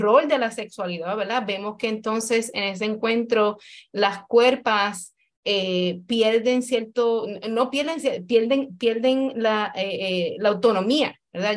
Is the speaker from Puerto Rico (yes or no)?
yes; Puerto Rico; Como, como mujer puertorriqueña